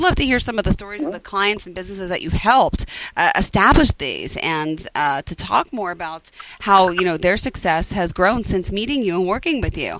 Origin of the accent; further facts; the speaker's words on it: Long Island, New York, United States; I'm from Long Island.